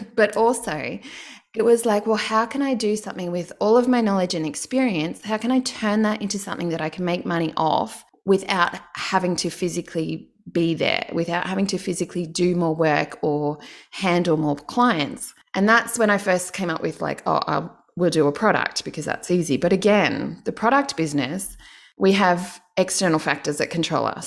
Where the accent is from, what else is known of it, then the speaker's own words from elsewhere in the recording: Canberra, Australian Capital Territory, Australia; I'm from Canberra, so all the Canberrans, they get public service jobs